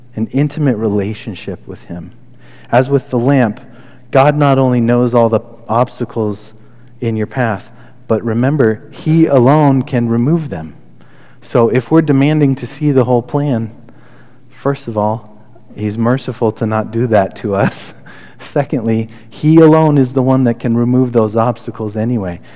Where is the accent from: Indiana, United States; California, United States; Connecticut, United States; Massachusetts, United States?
Connecticut, United States; moved away; also born or lived in Albany, Oregon; I grew up right outside New York City